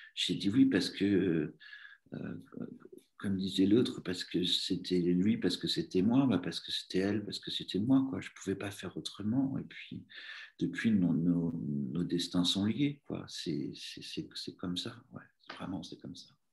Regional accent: Normandy, France; now in Paris, France; j'étais originaire de Normandie

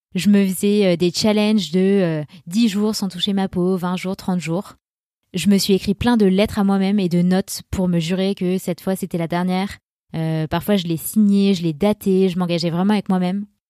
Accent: Grenoble, Auvergne-Rhône-Alpes, France; now in Annecy, France; je viens de Grenoble et je vis à Annecy

